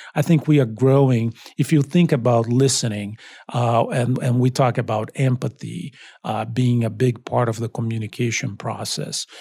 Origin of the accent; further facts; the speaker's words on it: Brazil; also born or lived in Long Beach, United States / Miami, United States; now in Boston, United States; I'm originally from Brazil.